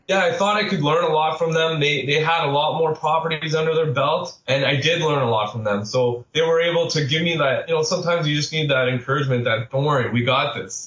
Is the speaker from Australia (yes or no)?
no; Sudbury, Ontario, Canada; moved away as an adult; also born or lived in Pickering; I am from Sudbury and I got a great job offer right out of college. So I moved to Pickering